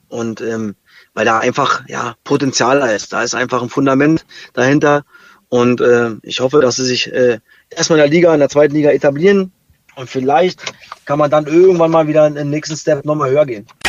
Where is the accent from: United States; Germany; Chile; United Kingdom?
Germany; East Germany; ich als Ossi